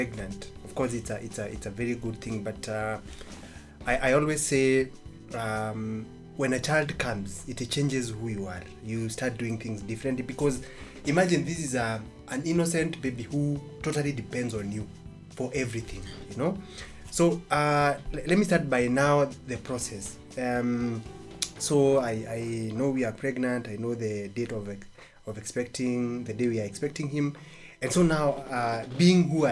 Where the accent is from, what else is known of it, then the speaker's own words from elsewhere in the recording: Embu County, Kenya; I grew up in Embu County, in a village called Gakwegori.